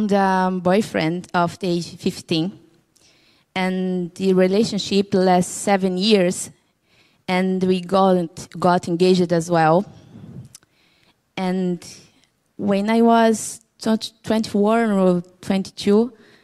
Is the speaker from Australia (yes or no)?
no; Brazil; English is a second language; now in Cork, Ireland; I'm from Brazil. I'm 31 years old.